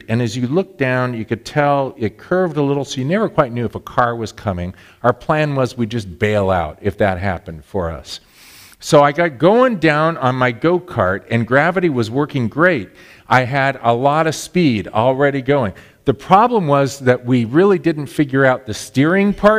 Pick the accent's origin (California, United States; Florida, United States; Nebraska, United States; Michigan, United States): California, United States; Southern; now in Illinois, United States; I grew up in Southern California